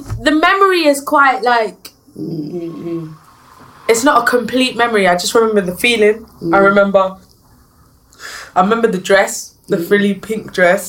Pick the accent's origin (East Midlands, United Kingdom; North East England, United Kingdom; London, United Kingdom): London, United Kingdom; I'm from South London